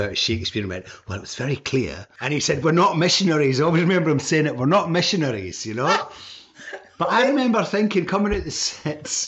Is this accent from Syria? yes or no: no; Blairgowrie, Scotland, United Kingdom; moved away as an adult; also born or lived in Dundee / London; we're from Blairgowrie